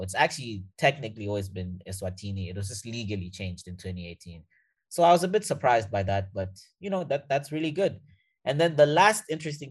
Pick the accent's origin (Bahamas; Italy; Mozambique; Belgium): Mozambique; first language Portuguese; English is a second language; moved away; also born or lived in South Africa / Canada; I'm from Mozambique